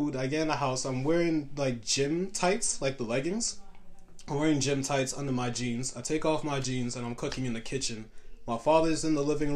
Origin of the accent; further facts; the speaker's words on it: New York City, New York, United States; also born or lived in Harlem; I grew up in Canarsie, so in Brooklyn.